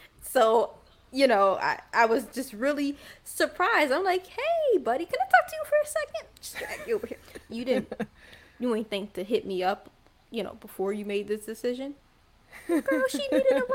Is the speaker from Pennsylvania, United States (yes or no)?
yes; Philadelphia, Pennsylvania, United States; I was born and raised in Philadelphia, PA.